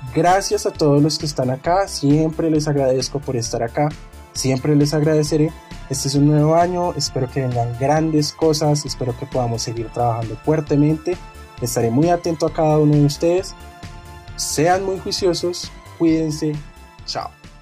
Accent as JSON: {"language": "Spanish", "country": "Colombia", "said": "como buenos colombianos que somos"}